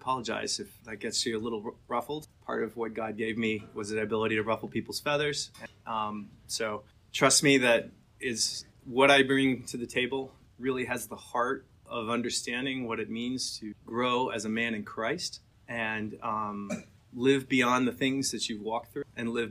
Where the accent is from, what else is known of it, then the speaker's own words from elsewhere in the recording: Atlanta, Georgia, United States; I grew up mostly in Atlanta.